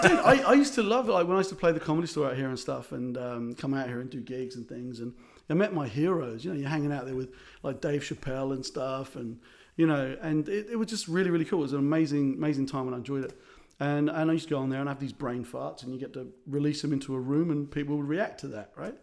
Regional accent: South Africa; also born or lived in Ireland; As an Irish South African

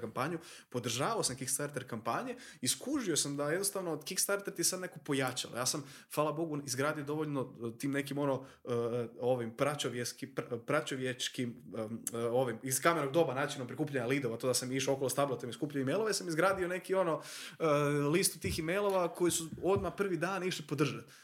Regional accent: Croatia; tu kod nas u Hrvatskoj, mi smo mala država

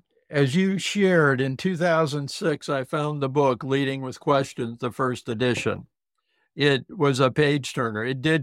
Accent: South Dakota, United States; Oh, Judy, I love to share with people I grew up in the Deep South, the southern part of South Dakota.

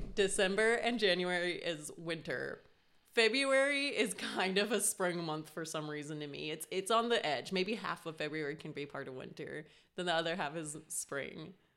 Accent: Colorado, United States; I grew up in Colorado

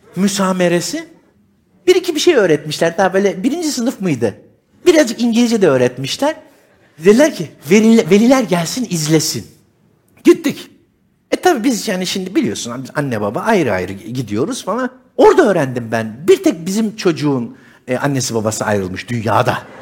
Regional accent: Istanbul, Turkey; Ben doğma büyüme İstanbulluyum

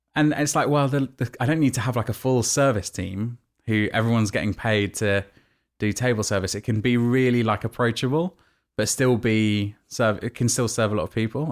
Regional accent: Nottingham, East Midlands, United Kingdom; moved away; also born or lived in New York; my hometown in Nottingham

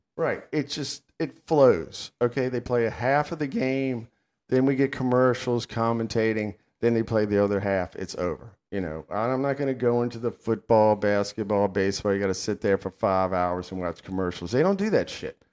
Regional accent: United States; I'm an American

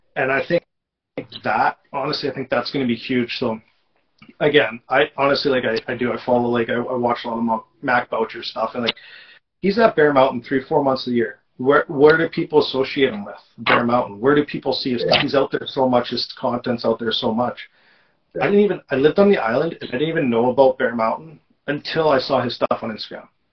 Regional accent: Manitoba, Canada; moved away; growing up in Manitoba

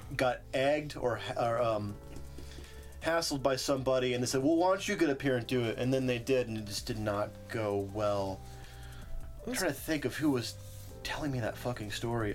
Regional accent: Ripley, West Virginia, United States; now in Oklahoma City, United States; 10 minutes from my hometown of Ripley, West Virginia

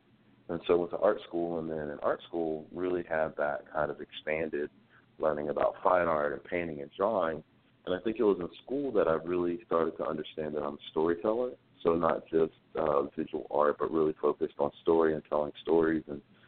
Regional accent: Greensboro, North Carolina, United States; born and raised in North Carolina from Greensboro. So there's always a little bit of a Southern boy in me.

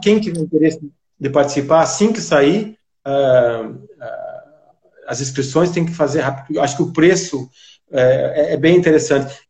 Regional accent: Brazil; now in London, United Kingdom; como brasileiro, eu sou amigo do vinho brasileiro

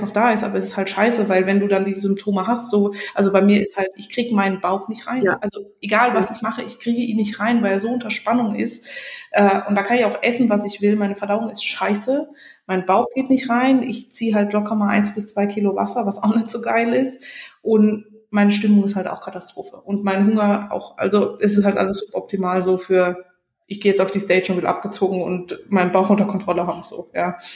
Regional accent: Germany; moved away; bei uns in Deutschland

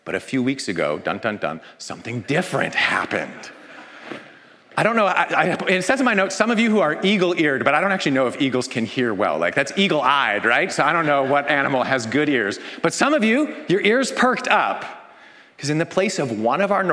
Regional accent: Canada; I'm Canadian

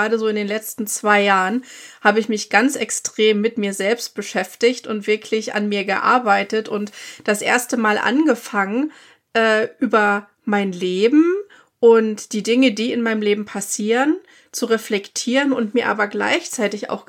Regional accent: Germany; moved away as an adult; now in United States; wie man so als Deutscher gerade auch erzogen ist.

